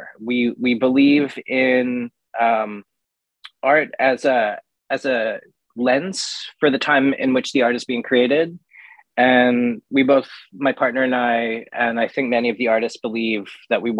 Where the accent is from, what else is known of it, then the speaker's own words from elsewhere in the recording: New York, United States; I'm from New York